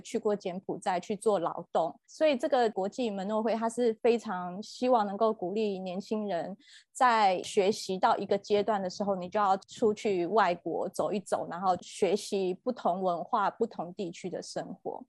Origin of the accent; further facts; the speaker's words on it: Taiwan; 我自己在台湾长大的环境，我是在门诺教会，大家知道的门诺医院